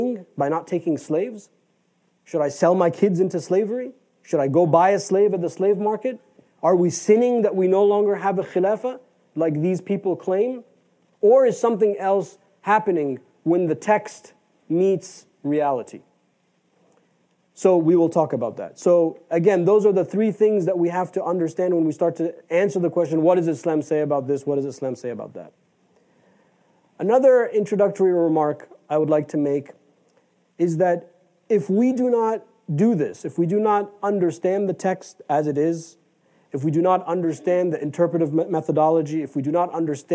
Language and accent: English; United States; we are American